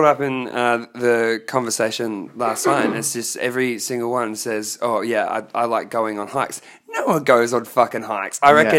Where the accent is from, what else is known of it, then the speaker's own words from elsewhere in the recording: Brisbane, Queensland, Australia; growing up in Brisbane and the Fortitude Valley